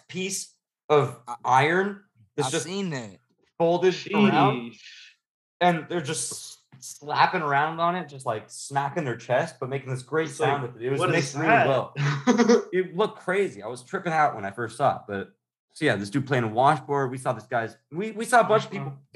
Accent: California, United States; we're all from California in general

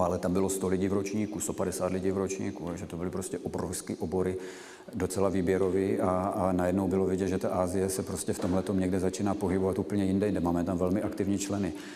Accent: Czechia

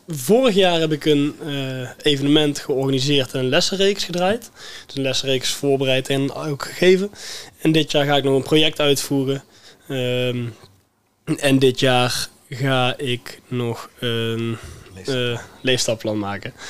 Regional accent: Veldhoven, North Brabant, Netherlands; Ik kom zelf uit Veldhoven.

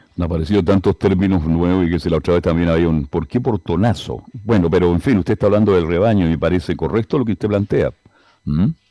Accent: Chile; todos los chilenos hablamos muy rápido

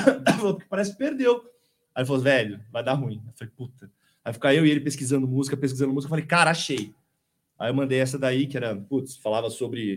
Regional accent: São Paulo, Brazil; moved away as an adult; now in ABC Paulista, Brazil; eu sou nascido é, no Brooklyn

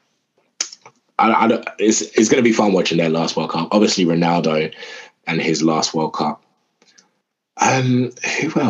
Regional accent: Nigeria; that was really annoying for me as a Nigerian

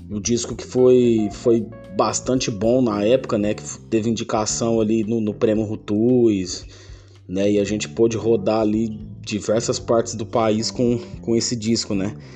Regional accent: Uberaba, Minas Gerais, Brazil; aqui mesmo na minha quebrada, Vila Arquelau, né? Que é meu bairro, minha cidade é Uberaba.

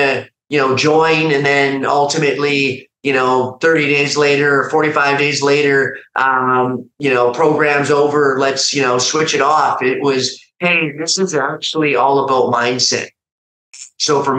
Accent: Calgary, Alberta, Canada; moved away as an adult; now in Austin, United States; I'm a Canadian by background. I, currently live now down in Austin, Texas. But when I, first came across IAMACOMEBACK, I was living at home in Canada, in Calgary

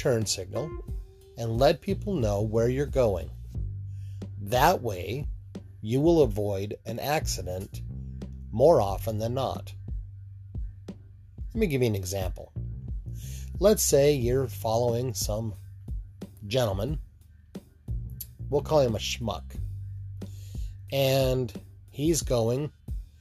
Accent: Utah, United States; When I grew up in Utah

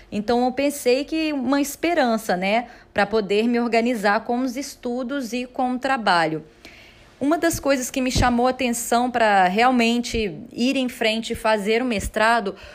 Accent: Minas Gerais, Brazil; now in João Pessoa, Brazil; eu sou de Minas e moro aqui em João Pessoa há cerca de cinco anos.

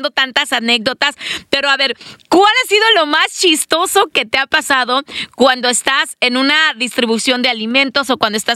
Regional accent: Mexico; moved away; uno como mexicano mete el spanglish, ¿no? Como latino ahí se te trabalean las lenguas.

